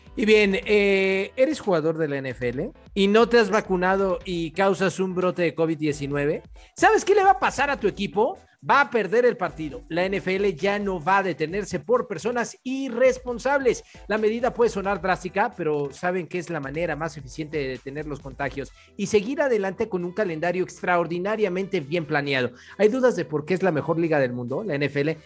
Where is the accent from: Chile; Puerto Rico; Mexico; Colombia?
Mexico; como mexicano le voy a México